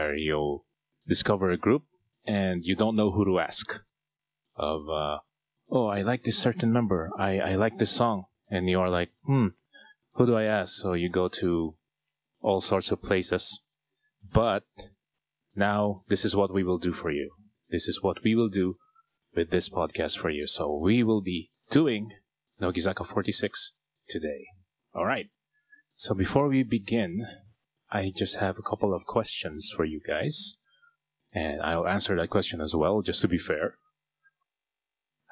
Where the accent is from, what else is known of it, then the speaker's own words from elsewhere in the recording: Philippines; accent: Tagalog; My Tagalog accent is coming out.